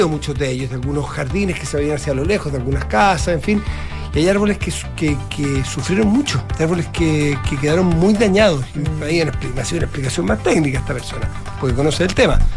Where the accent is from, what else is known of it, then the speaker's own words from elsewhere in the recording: San Felipe, Valparaíso, Chile; Yo vengo de San Felipe, mi tierra.